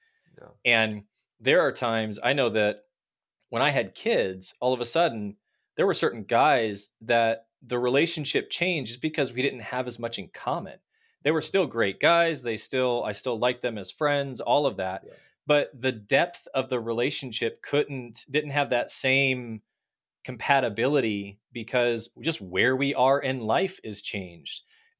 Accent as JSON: {"language": "English", "region": "Midwest", "country": "United States", "tie": "born or raised there", "also_born_or_lived": "Pennsylvania / Florida / California / Texas", "said": "You know, we grew up in the Midwest. I lived in Pennsylvania, Florida, California, Texas."}